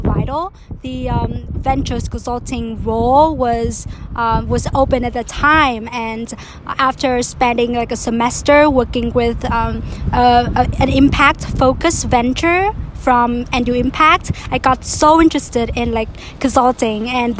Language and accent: English; Vietnam; moved away as an adult; now in Boston, United States; I'm from Vietnam, but I've been in Boston for the past 3 years or so.